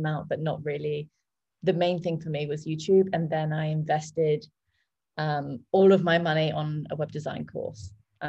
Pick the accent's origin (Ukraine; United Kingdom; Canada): United Kingdom; England; moved away as an adult; now in Bali, Indonesia; I'm from England originally. I've been in Bali for 2 years.